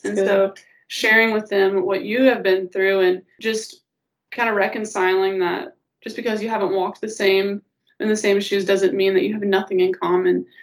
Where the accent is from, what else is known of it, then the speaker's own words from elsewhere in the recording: Auburn, Illinois, United States; I'm from Auburn, Illinois. Um, my dad's a pastor at Meadowbrook Baptist Church, um, and I've been there since I was about one years old